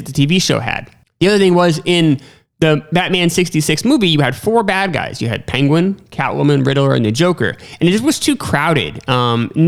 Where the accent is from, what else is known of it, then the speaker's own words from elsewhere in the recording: New York, United States; Growing up in New York